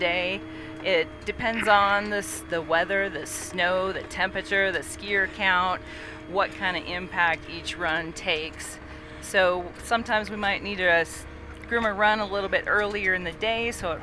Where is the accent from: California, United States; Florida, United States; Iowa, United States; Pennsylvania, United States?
Iowa, United States; Dubuque; now in Park City, United States; So I grew up in Dubuque, Iowa, which is on the Mississippi River